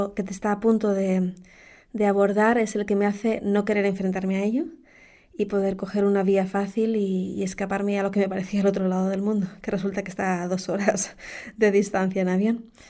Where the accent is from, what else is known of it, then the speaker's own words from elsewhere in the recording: Canary Islands, Spain; also born or lived in Madrid; He vivido toda mi vida en Canarias, aunque nací en Madrid